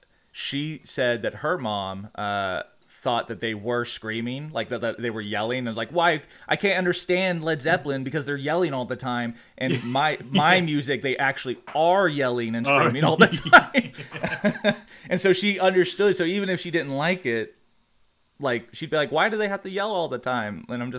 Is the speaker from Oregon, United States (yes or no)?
no; Georgia, United States; I was raised in South Georgia.